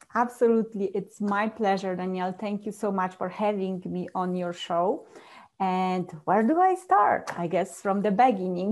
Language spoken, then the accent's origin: English; Poland; English is a second language; now in Colorado, United States; I was born and raised in a very small village back in Poland